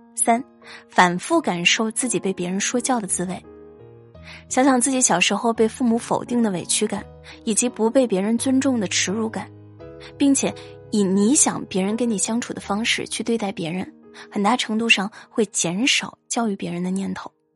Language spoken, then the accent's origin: Chinese; Guangdong, China; 我是潮汕人，估计大部分出生在潮汕家庭的孩子都会有明显的感觉